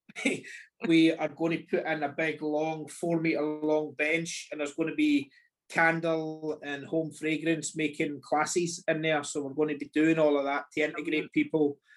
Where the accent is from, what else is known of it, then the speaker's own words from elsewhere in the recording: Scotland, United Kingdom; we're very used to being Scottish